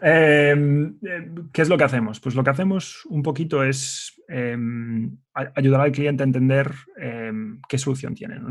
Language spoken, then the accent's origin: Spanish; Ourense, Galicia, Spain; moved away as an adult; also born or lived in A Coruña / Dublin, Ireland; en Ourense, que es de donde soy yo originalmente